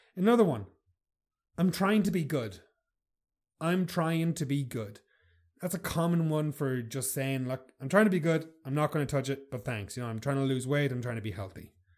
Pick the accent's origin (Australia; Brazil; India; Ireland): Ireland; I'm Irish